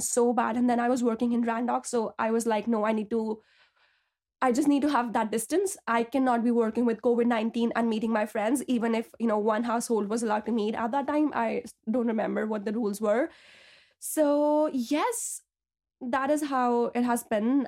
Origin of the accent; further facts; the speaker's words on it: Delhi, India; moved away as an adult; now in Belfast, United Kingdom; I'm originally from Delhi, India, but I came to Belfast two years back to pursue my P H D in biochemistry